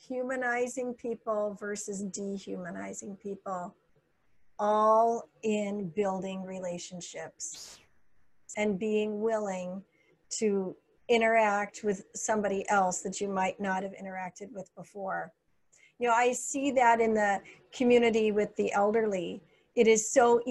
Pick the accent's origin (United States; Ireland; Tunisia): United States; moved away; also born or lived in Illinois / Minnesota / Florida; I grew up in Illinois and Minnesota